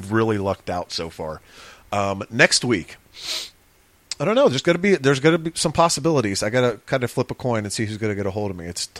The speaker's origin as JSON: {"language": "English", "town": "Steubenville", "region": "Ohio", "country": "United States", "tie": "born or raised there", "lives_now": "Columbus, United States", "said": "Steubenville, Ohio, my hometown"}